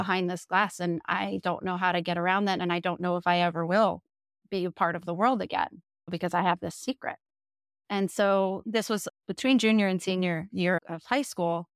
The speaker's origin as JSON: {"language": "English", "area": "Jersey Shore", "region": "New Jersey", "country": "United States", "tie": "born or raised there", "moved": "yes", "said": "We grew up in the Jersey Shore, so, like, literally right where that T V show was filmed"}